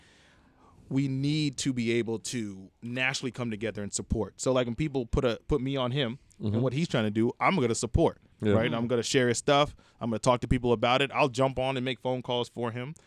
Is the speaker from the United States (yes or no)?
yes; Maryland, United States; moved away as an adult; also born or lived in Memphis; growing up in Maryland